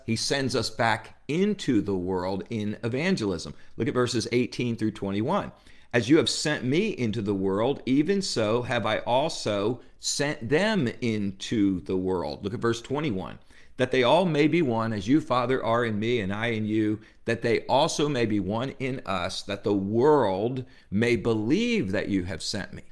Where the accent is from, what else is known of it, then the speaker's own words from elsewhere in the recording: New Jersey, United States; I grew up in New Jersey